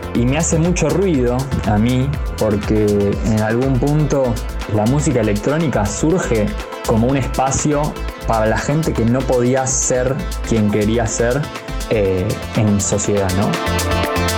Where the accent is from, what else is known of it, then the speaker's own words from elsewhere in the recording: Buenos Aires, Argentina; nací en Palermo y hace ya más de 15 años vivo en colegiales, es decir, que pasé toda mi vida eh, viviendo acá en, en Cava